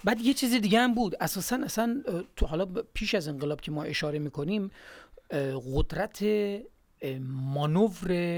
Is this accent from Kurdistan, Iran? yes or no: no; Gilan, Iran; moved away; ماهایی که از گیلان هستیم